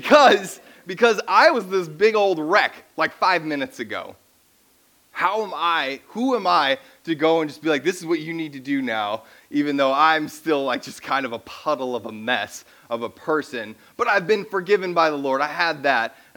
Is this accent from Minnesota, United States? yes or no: yes; Minnesota, United States; I grew up in Minnesota